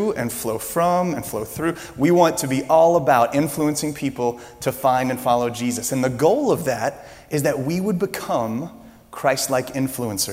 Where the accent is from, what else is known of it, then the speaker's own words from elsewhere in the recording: Louisiana, United States; I'm from Louisiana